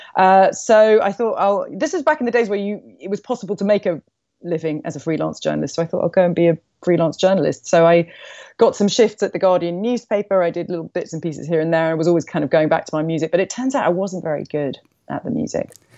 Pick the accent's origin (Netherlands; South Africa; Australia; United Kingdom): United Kingdom; London; I grew up in London.